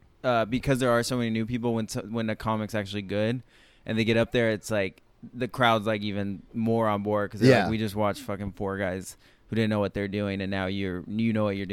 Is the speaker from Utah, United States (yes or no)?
no; San Luis Obispo, California, United States; now in New York, United States; San Luis Obispo, California.